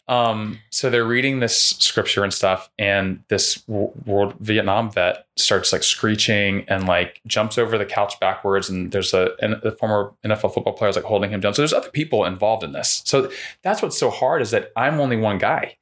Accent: Winter Park, Florida, United States; moved away as an adult; I grew up in Winter Park

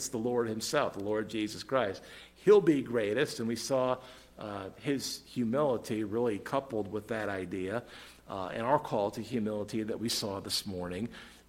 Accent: United States; I'm a citizen of the United States of America.

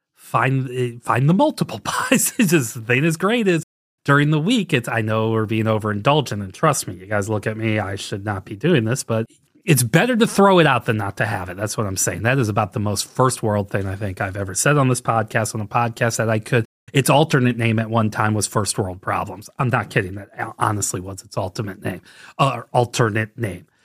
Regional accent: St. Louis, Missouri, United States; also born or lived in Saint Paul, Minnesota / Southwest Ohio; now in Ohio, United States; I grew up in the Saint Louis, Missouri area.

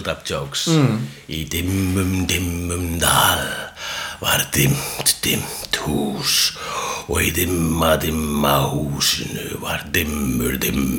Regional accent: Iceland; I am Icelandic

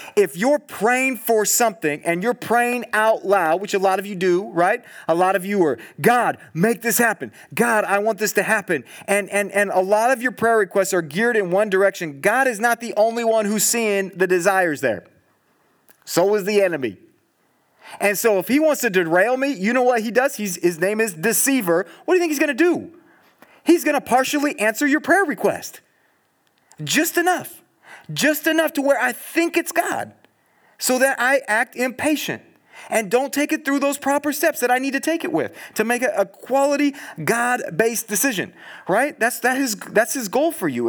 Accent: Southern California, United States; now in Eugene, United States; I'm from Southern California

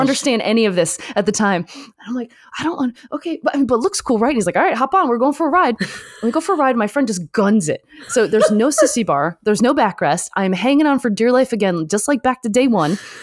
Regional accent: Michigan, United States; also born or lived in Detroit / Southfield / Canada; actually grew up in Michigan right next to the border of Canada, so I was very fortunate to grow up in both countries.

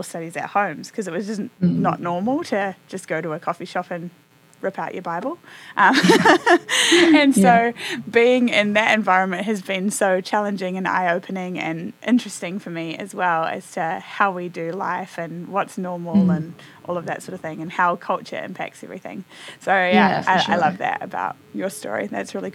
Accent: New Zealand; moved away as an adult; now in Nashville, United States; I grew up in New Zealand and am now in the US in Nashville.

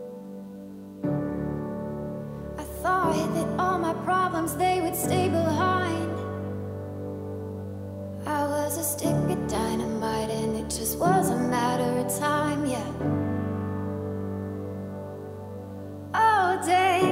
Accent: Zanesville, Ohio, United States; I'm from Zanesville, Ohio

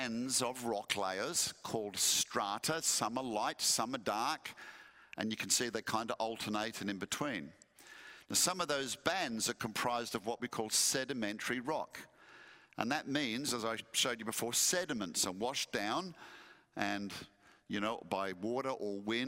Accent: Western Australia, Australia; moved away; also born or lived in Perth; my home state of Western Australia

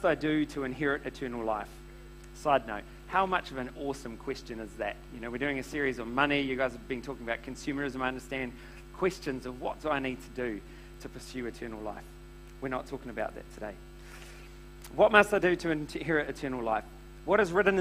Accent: Tauranga, Bay of Plenty, New Zealand; So I was brought up in Tauranga

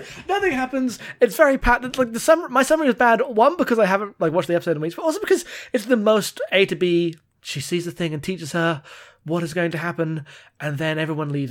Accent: United Kingdom; I'm British

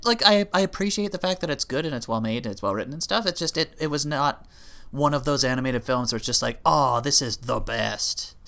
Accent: Canada; we're Canadian

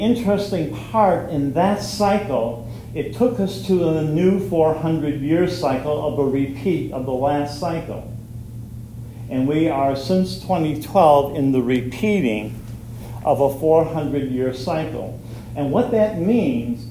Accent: Fort Wayne, Indiana, United States; I'm from Fort Wayne, Indiana

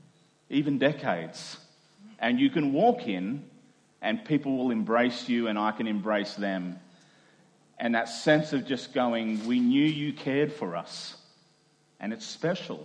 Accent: Doomadgee, Queensland, Australia; moved away; I grew up in the Gulf of Carpentaria in a small Indigenous community, and grew up as a minority culturally, racially in that community

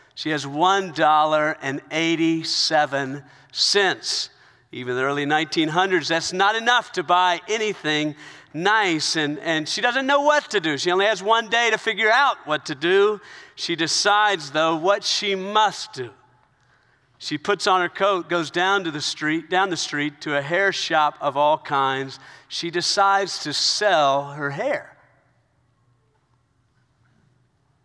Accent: South Carolina, United States; I was raised in South Carolina. I was raised in the South

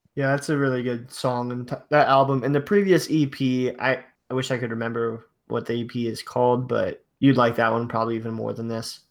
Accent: Ohio, United States; I'm from Ohio

